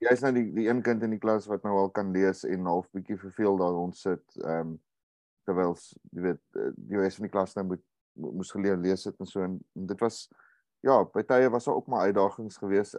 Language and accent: Afrikaans; Uitenhage, Eastern Cape, South Africa; ek het groot geword in in Uitenaag